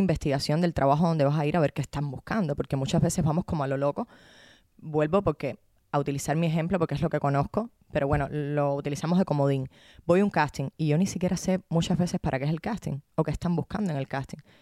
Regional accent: Havana, Cuba; moved away; a La Habana, a mi tierra

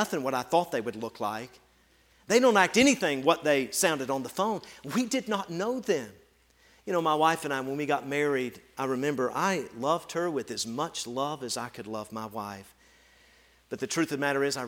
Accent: Tennessee, United States; moved away as an adult; also born or lived in rural Ohio; I grew up in Tennessee

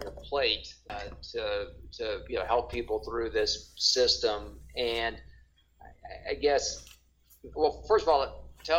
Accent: Mississippi, United States; now in Denver, United States; I live in a metro area now. I'm from Mississippi

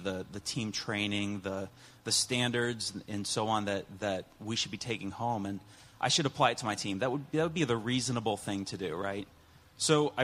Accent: Ohio, United States; I'm from Ohio

